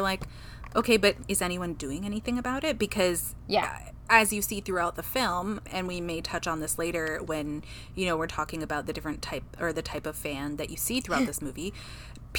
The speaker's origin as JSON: {"language": "English", "country": "Paraguay", "said": "I am from Paraguay"}